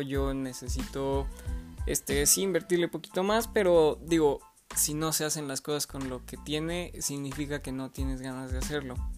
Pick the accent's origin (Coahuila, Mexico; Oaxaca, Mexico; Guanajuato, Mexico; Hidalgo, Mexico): Guanajuato, Mexico; León; estudié en el Instituto Lux, de aquí de León, Guanajuato, soy nacido de León, Guanajuato.